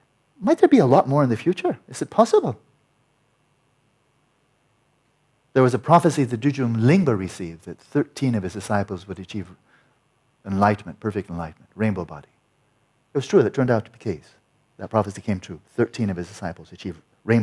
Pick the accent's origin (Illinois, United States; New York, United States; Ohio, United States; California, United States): California, United States; I'm from California